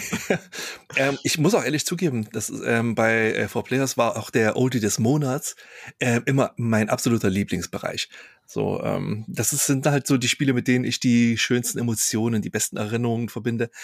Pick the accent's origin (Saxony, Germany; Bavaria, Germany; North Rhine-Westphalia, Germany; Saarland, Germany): Saxony, Germany; Chemnitz; wo ich aufgewachsen bin, in Karl-Marx-Stadt